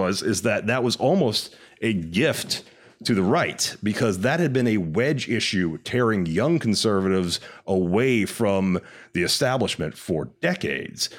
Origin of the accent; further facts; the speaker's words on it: Texas, United States; now in California, United States; I am from Texas, which is a red state, and moved out to California.